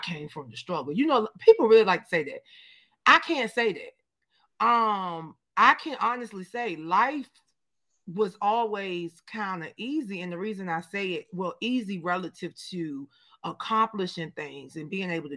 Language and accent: English; Danville, Virginia, United States; moved away as an adult; also born or lived in Richmond, Virginia; growing up in, shout out to my hometown, Danville, Virginia, I thank God that I was born and raised in the last capital of the Confederacy